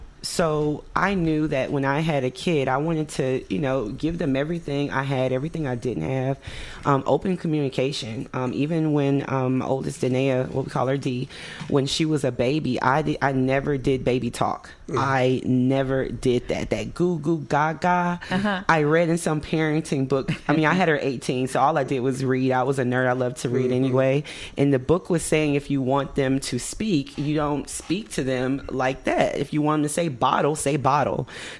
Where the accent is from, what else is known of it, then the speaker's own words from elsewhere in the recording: East Coast, United States; also born or lived in Mississippi / New Jersey / New York / Florida; I was born in Mississippi, but I was raised mostly on the East Coast. I lived in New Jersey, New York. I lived in Florida before I moved here, North Carolina.